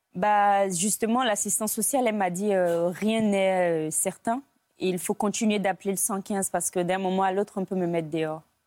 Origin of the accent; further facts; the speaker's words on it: Côte d’Ivoire; moved away as an adult; now in France; J'ai grandi en Côte d'Ivoire. Je suis née, euh, en Côte d'Ivoire.